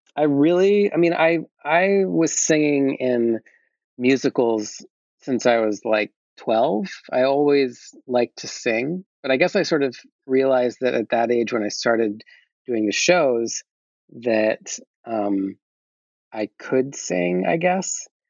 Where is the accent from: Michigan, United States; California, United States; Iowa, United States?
Iowa, United States; Fairfield; moved away as an adult; also born or lived in Rye, New York / Washington, D.C.; In third grade, I moved to Iowa and I stayed there through my first year of college and then I moved to New York